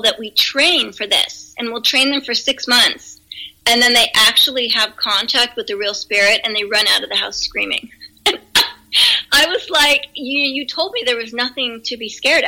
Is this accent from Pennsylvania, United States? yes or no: yes; Pennsylvania, United States; moved away; I'm originally from Pennsylvania, the East Coast